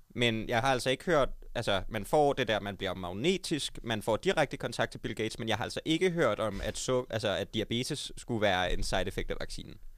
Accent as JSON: {"language": "Danish", "town": "Odense", "region": "Southern Denmark", "country": "Denmark", "said": "jeg kommer fra Odense"}